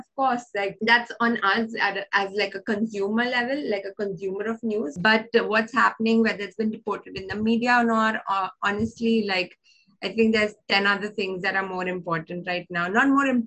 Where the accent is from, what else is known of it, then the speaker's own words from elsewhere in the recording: India; We are from an urban city. We are English speaking.